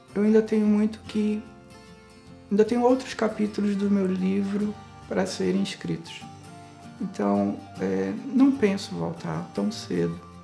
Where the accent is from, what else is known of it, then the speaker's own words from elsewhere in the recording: Manaus, Amazonas, Brazil; moved away as an adult; now in Braga, Portugal; sou natural de Manaus, do estado do Amazonas, do Brasil